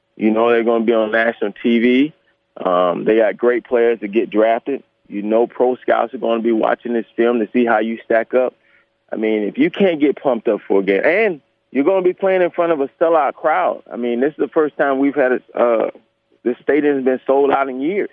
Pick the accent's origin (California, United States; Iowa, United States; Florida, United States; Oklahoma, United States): Florida, United States; Gainesville; also born or lived in Ocala, Florida; I am from Gainesville, Ocala, Gainesville